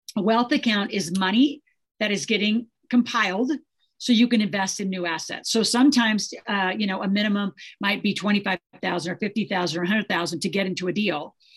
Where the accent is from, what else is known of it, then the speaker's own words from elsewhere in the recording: Nebraska, United States; the way I grew up in Nebraska